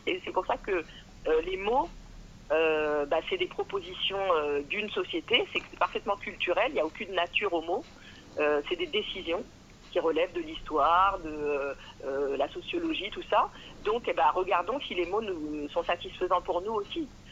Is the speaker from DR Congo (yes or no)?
no; France; je suis française depuis vraiment plusieurs siècles